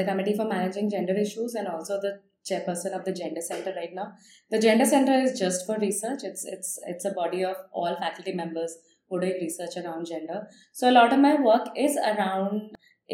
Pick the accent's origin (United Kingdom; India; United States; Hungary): India; growing up in India